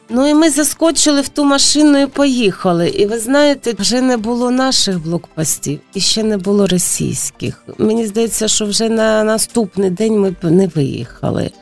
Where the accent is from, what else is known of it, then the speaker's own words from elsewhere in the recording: Mariupol, Donetsk Oblast, Ukraine; moved away as an adult; also born or lived in Kharkiv / Kyiv / Zaporizhzhia; now in Lviv, Ukraine; Я з Маріуполя, я там народилась, я там жила.